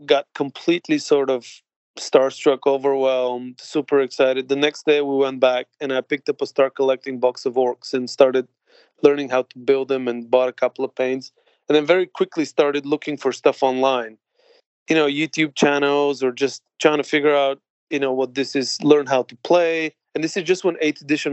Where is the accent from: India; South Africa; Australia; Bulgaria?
Bulgaria; now in London, United Kingdom; I grew up in Bulgaria in the Eastern Bloc